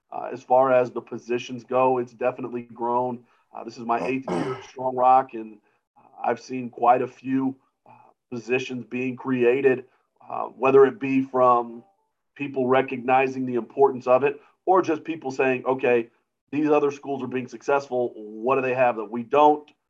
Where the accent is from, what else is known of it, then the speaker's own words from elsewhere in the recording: Georgia, United States; also born or lived in Germany / Pennsylvania / Alabama / Massachusetts; I kind of grew up all over the world, but mostly in Georgia. So uh, uh, I lived in Germany, I lived in Pennsylvania, Alabama, um, uh, Germany actually twice.